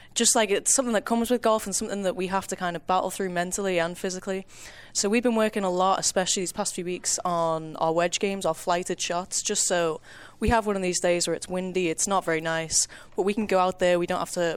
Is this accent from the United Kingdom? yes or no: yes; Golf Coast of England, Northwest, North West England, United Kingdom; moved away as an adult; now in Kansas, United States; I am from the Gulf Coast of England.